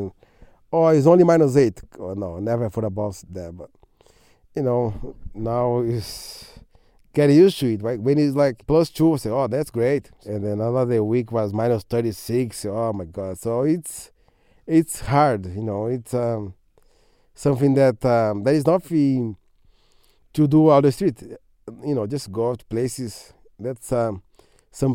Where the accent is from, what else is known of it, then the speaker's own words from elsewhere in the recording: São Paulo, Brazil; English is a second language; moved away as an adult; also born or lived in London, United Kingdom; now in Edmonton, Canada; I was living in London, but I'm from Brazil